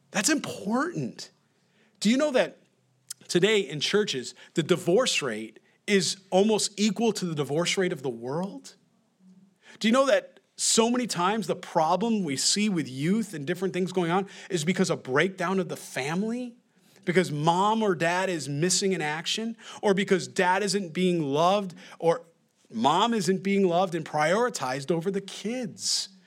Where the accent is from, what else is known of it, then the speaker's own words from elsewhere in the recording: New York, United States; accent: New York; My accent, my New York accent